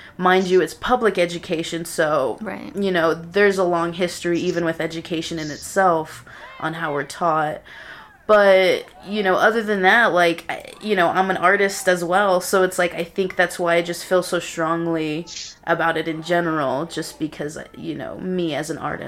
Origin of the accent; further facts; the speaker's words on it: Napa Valley, California, United States; born there; now in Lubbock, United States; I'm originally born in Napa Valley, California, but like, my family is basically from, like, California and Texas.